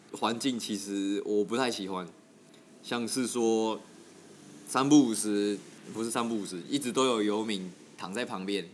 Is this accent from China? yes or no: no; Tainan, Taiwan; 我是来自台南